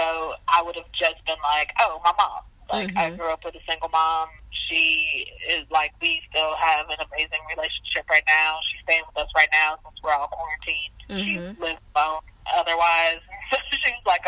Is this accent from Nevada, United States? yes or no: no; St. Louis, Missouri, United States; moved away as an adult; also born or lived in Caribbean; now in Mississippi, United States; I grew up in St. Louis, in St. Louis City, for like my entire life.